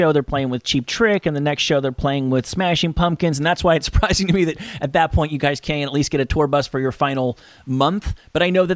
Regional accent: the New York area, United States; I grew up in the New York area

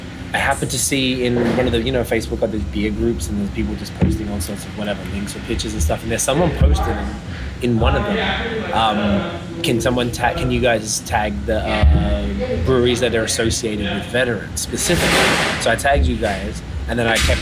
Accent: Australia; moved away as an adult; also born or lived in Toronto, Canada; now in Montreal, Canada; I'm from Australia

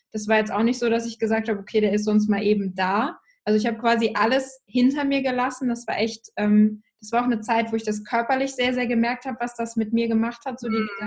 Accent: Hamburg, Germany; Ich bin tatsächlich in Hamburg aufgewachsen, also quasi bei euch um die Ecke witzigerweise

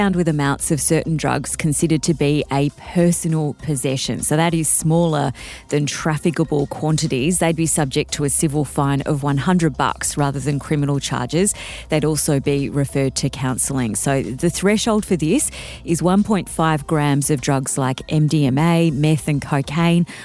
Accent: Canberra, Australian Capital Territory, Australia; moved away; also born or lived in Queensland; I grew up in Canberra, which I was born in Queensland

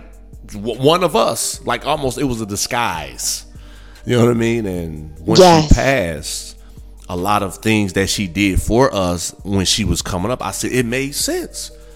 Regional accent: Gary, Indiana, United States; I grew up in Gary, Indiana. Majority of us are black

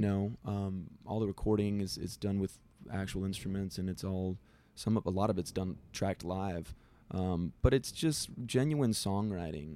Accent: Del Rio, Texas, United States; I'm from Del Rio, Texas

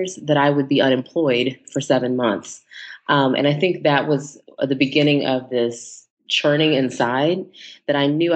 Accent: Texas, United States; moved away as an adult; now in Los Angeles, United States; I am originally from Texas, and I love to start with that because I am a true native Texan, although I do reside in Los Angeles, California

